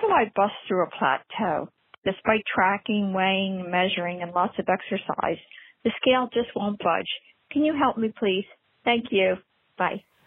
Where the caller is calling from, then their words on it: New Jersey, United States; I'm calling from New Jersey